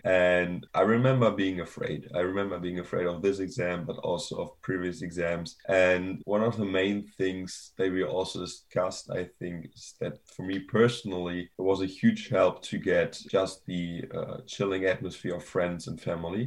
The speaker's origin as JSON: {"language": "English", "country": "Germany", "moved": "yes", "said": "I'm from Germany initially"}